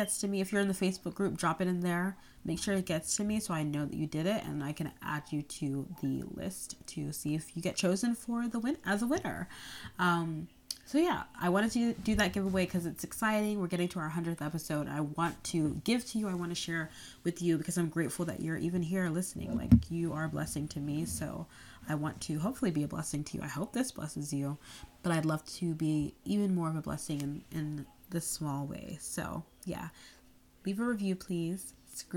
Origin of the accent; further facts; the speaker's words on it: North Carolina, United States; I grew up in North Carolina, but I'm the daughter of Nigerian immigrants